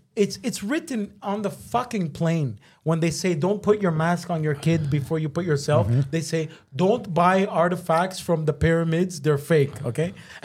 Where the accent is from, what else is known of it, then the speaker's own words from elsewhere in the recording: Naples, Campania, Italy; I'm from Neapoli